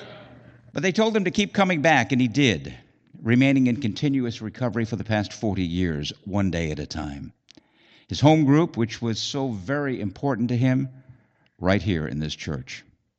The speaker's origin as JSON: {"language": "English", "town": "Providence", "region": "Rhode Island", "country": "United States", "said": "I was from Providence, a few miles away."}